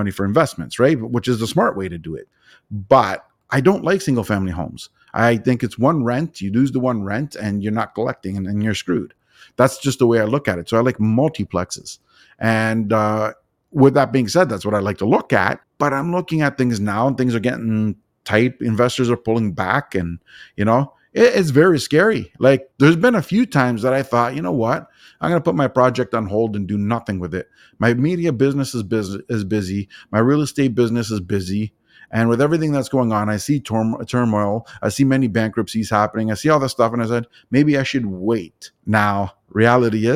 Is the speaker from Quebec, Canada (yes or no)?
no; Toronto, Ontario, Canada; I'm from Toronto, Ontario